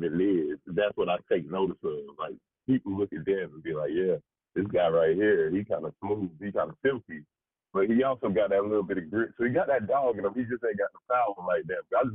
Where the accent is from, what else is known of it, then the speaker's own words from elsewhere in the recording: South Carolina, United States; I'm from South Carolina